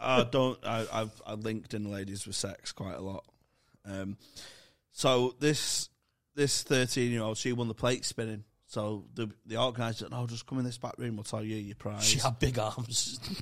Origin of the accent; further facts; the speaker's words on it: Manchester, North West England, United Kingdom; accent: Manc; my Manc accent